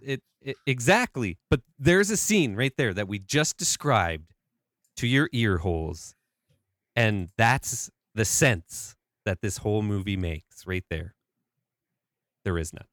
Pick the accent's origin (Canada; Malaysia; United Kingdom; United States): Canada; I'm Canadian